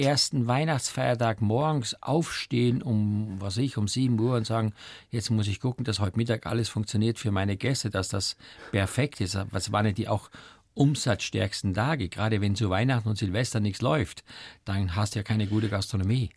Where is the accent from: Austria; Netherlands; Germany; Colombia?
Austria; Eastern Styria; moved away; als Kind aufgewachsen in der Oststeiermark auf einem kleinen Bauernhof